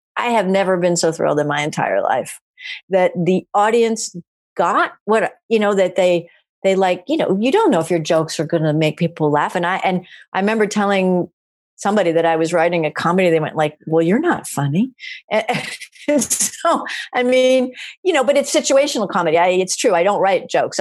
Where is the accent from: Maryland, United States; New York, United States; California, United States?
Maryland, United States; I'm from Maryland, which is just on the cusp of the American South.